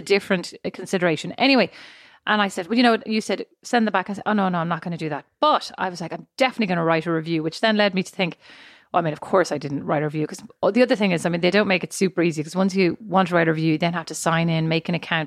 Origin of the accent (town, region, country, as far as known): Ireland; moved away as an adult; now in United States